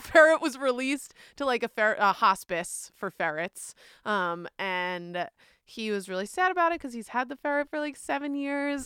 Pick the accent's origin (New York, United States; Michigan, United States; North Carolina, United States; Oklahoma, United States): New York, United States; moved away; I'm from New York, where there are tolls everywhere